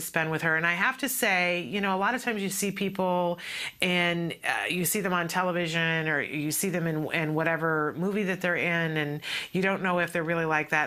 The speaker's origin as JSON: {"language": "English", "region": "East Coast of the United States", "country": "United States", "tie": "born or raised there", "moved": "yes", "said": "I grew up on the East Coast of uh, the United States"}